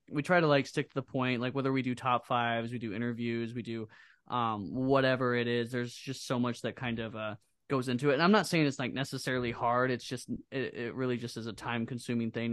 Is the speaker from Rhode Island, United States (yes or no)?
no; Iowa, United States; we're from Iowa